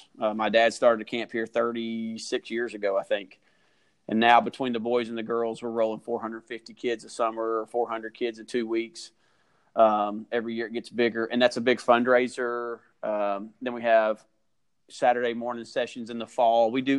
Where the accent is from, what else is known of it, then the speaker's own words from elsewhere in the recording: Kentucky, United States; We're not. We're from Kentucky originally.